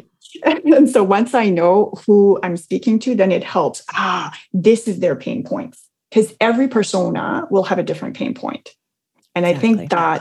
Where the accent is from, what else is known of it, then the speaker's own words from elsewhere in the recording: New Brunswick, Canada; moved away; It takes us 12 hours to go to my hometown in New Brunswick